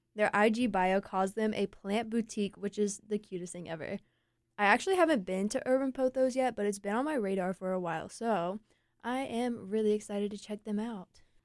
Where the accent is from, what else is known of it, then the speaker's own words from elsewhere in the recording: Eaton, North Carolina, United States; now in Raleigh, United States; I'm from Eaton. It's a lot flatter, a lot more rural